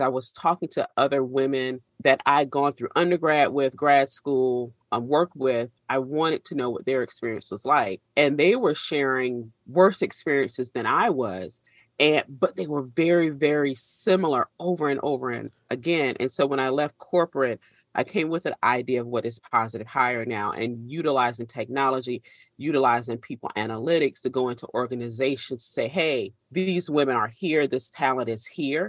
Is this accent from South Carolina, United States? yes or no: yes; South Carolina, United States; it was 1989, September 21st, a Category 5 hurricane named Hugo hit the state of South Carolina. And we lived just far enough inland